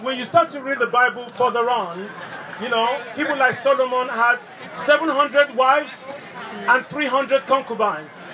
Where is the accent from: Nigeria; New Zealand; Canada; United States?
Nigeria; moved away; i grew up in Nigeria